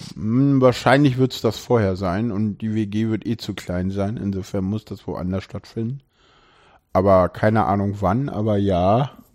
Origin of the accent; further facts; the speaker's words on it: Berlin, Germany; ich bin in Köpenick geboren, aufgewachsen